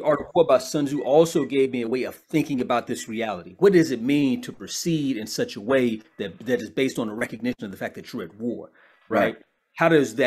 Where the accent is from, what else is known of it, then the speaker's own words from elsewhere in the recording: Chicago, Illinois, United States; I'm from Chicago. So, you know, growing up in Chicago had an indelible impact on my development